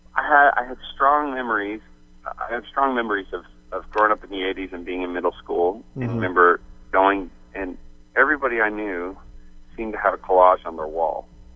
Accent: St. John's, Newfoundland and Labrador, Canada; moved away as an adult; also born or lived in Phoenix, United States; moving from Phoenix, you know, where I grew up in St. John's and moved to Arizona when I was 20.

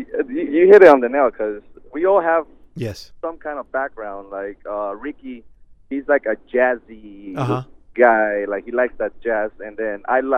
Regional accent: United States; Since we were raised out here in the States, we've kind of adapted to the English

